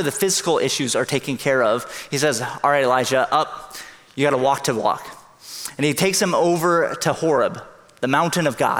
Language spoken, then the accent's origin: English; Hong Kong; now in San Jose, United States; I grew up in Hong Kong. It's a big city.